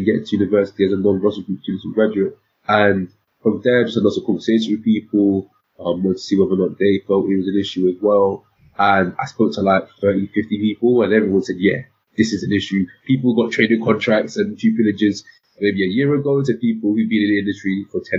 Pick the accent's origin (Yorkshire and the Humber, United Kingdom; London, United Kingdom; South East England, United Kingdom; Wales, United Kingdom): London, United Kingdom; also born or lived in Nottingham; I'm a Londoner, as you can probably tell. I was born and raised in London and studied here my whole life.